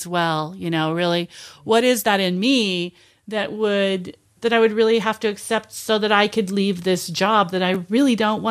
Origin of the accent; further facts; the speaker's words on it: Portland, United States; my hometown